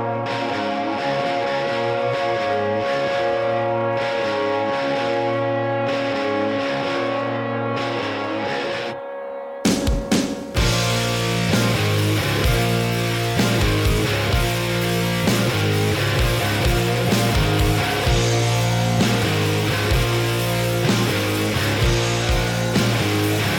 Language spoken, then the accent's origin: English; Alaska, United States; growing up in Alaska, back in the woods where there was no internet